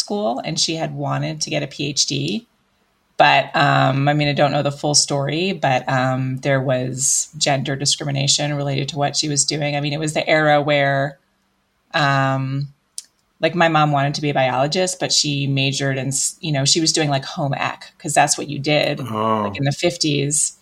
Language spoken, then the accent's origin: English; Illinois near Chicago, United States; also born or lived in Piscataway, New Jersey / Belgium; now in Colorado, United States; I was born in New Jersey, and I lived there until I was about 8, and then I was raised mostly in Illinois near Chicago.